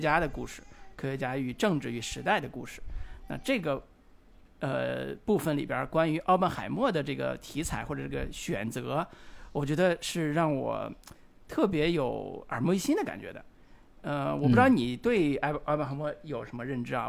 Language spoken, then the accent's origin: Chinese; China; 我们中国人